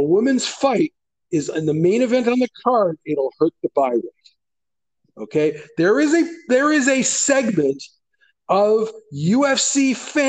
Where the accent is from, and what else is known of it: Canada